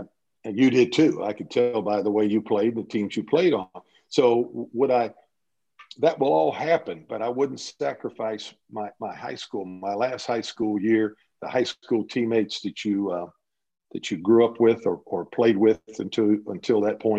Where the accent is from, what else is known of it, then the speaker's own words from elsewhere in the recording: Dayton, Ohio, United States; growing up in Dayton, Ohio, I grew up in the blue collar neighborhood, and we grew up riding our bikes to the playground